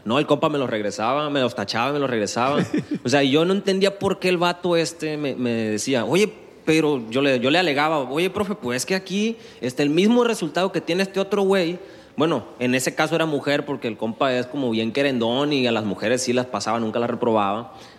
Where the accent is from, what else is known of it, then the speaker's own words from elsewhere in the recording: Guasave, Sinaloa, Mexico; moved away as an adult; now in Culiacán, Mexico; Yo en Guasave es donde tengo, donde hice mi vida, donde crecí. Estuve 20 años ahí.